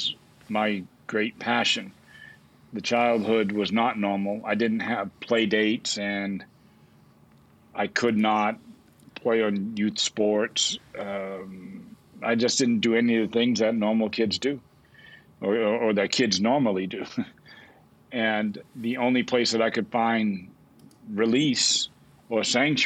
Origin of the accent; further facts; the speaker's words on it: New Bedford, Massachusetts, United States; I grew up in Massachusetts in a community south of Boston called New Bedford, once the whaling capital of the world